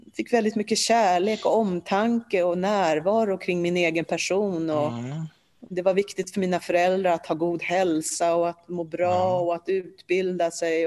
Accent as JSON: {"language": "Swedish", "town": "Stockholm", "region": "Stockholm County", "country": "Sweden", "tie": "born or raised there", "also_born_or_lived": "Warsaw, Poland", "first_language": "Polish", "second_language": "Swedish", "lives_now": "Ingarö, Sweden", "said": "vårt första hem var i Alvik. Så därifrån har jag väl lite minnen om hur, hur jag lekte med barn på gården"}